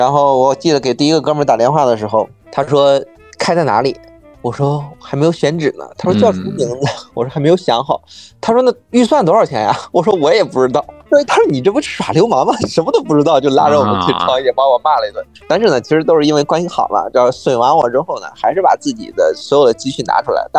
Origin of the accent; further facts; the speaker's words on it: Xuzhou, Jiangsu, China; now in Beijing, China; 因为我本身是徐州人嘛